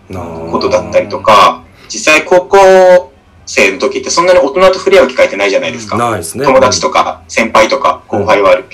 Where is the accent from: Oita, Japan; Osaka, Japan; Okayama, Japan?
Oita, Japan; moved away as an adult; also born or lived in Fukuoka; 出身が大分県大分市なんですよ。うん、はいはいはい、はい、あの、東京ぶってますけど、めちゃくちゃ田舎 育ちで